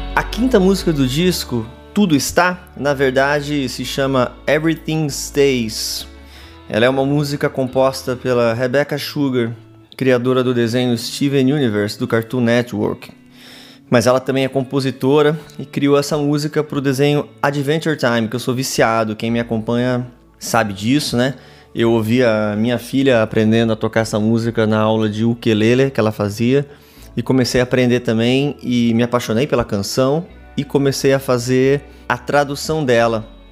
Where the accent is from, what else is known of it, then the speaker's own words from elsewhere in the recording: Pirassununga, São Paulo, Brazil; moved away; Pirassununga, na minha cidade de onde eu venho, ali no interior de São Paulo